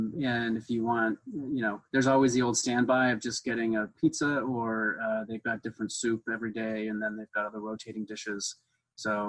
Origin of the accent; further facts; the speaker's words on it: Seattle, Washington, United States; I grew up in Seattle